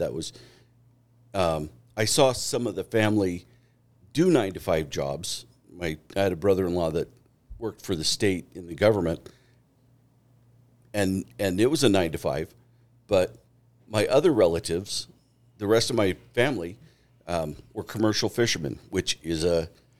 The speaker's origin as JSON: {"language": "English", "town": "Juneau", "region": "Alaska", "country": "United States", "tie": "born or raised there", "moved": "as an adult", "lives_now": "Meridian, United States", "said": "I grew up outside of Juneau."}